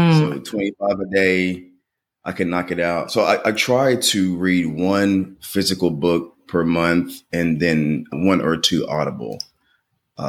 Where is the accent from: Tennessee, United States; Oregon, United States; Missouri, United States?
Tennessee, United States; Portland; I'm originally from Portland, Tennessee.